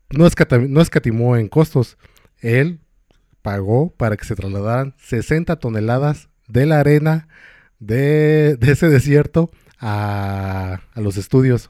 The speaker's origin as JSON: {"language": "Spanish", "region": "Michoacán", "country": "Mexico", "said": "soy aquí de Michoacán"}